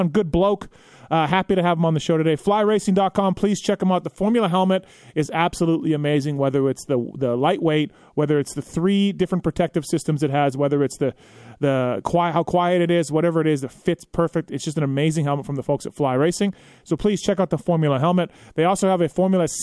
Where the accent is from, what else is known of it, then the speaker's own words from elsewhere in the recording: Canada; I'm from Canada